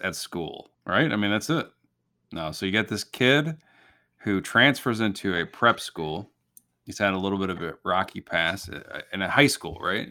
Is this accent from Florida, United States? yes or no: no; Illinois, United States; I grew up in Illinois